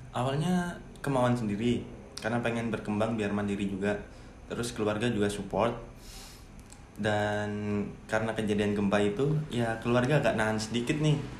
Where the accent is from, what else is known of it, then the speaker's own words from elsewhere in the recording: Malang, East Java, Indonesia; now in Lombok, Indonesia; saya kan dari Malang